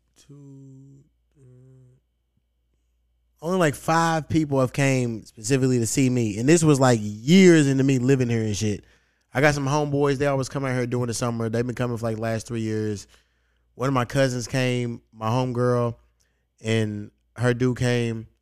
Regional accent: Louisville, Kentucky, United States; moved away; my hometown

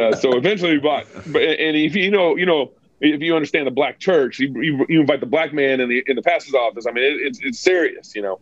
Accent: Texas, United States; moved away as an adult; also born or lived in California; now in Moscow, Idaho, United States; growing up in Texas, you don't really, at least the everyone's a Christian in Texas

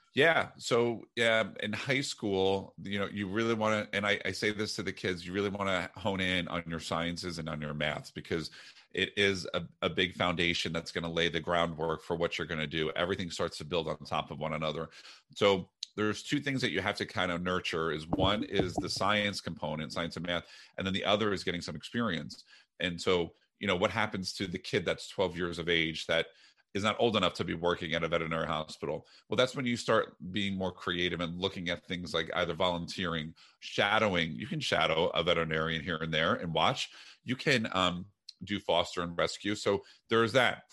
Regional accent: New Jersey, United States; moved away; also born or lived in Iowa; I'm from New Jersey

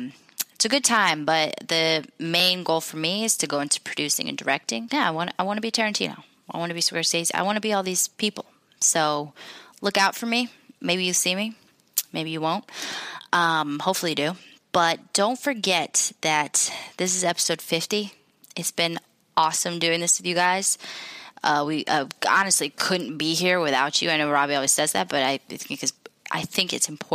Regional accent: Jordan; So I'm from Jordan. It's in the Middle East.

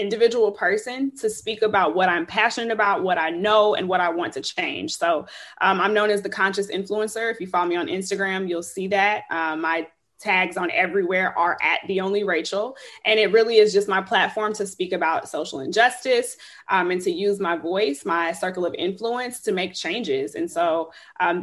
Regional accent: Chicago, Illinois, United States; moved away as an adult; also born or lived in Houston, Texas; now in Austin, United States; I'm from Chicago, born and raised.

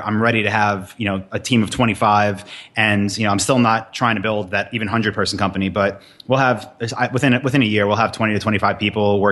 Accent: New York, United States; moved away; I'm from New York.

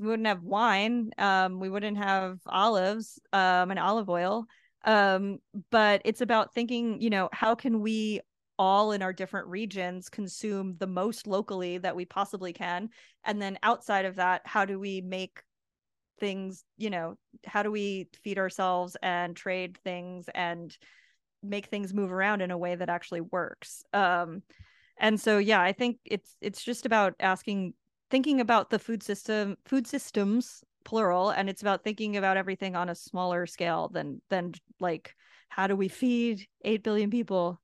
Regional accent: United States; now in Puerto Rico; I am an American

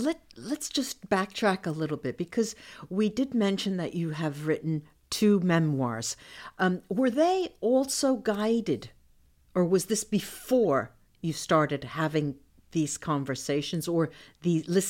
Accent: New Jersey, United States; I'm from Jersey.

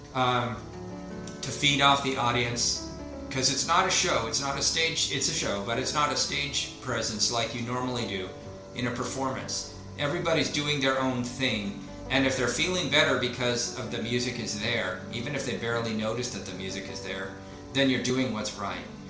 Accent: Portland, Oregon, United States; I'm from the Portland area in Oregon

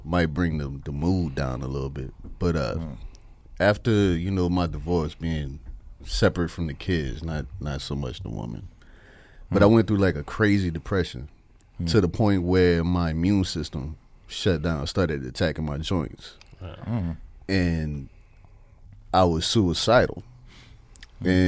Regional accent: New Orleans, Louisiana, United States; moved away as an adult; now in Phoenix, United States; I grew up in New Orleans.

